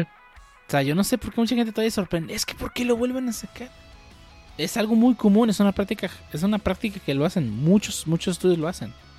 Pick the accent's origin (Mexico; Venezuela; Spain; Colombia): Mexico; aquí en México